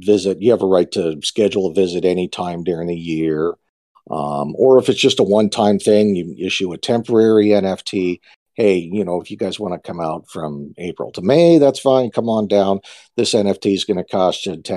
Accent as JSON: {"language": "English", "town": "Bozeman", "region": "Montana", "country": "United States", "moved": "as an adult", "lives_now": "Fiji", "said": "I'm an OG Montana guy from around the Bozeman area."}